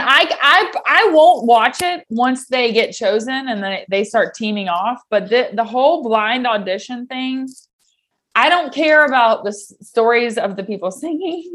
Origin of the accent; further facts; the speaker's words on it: Knoxville, Tennessee, United States; I was from Knoxville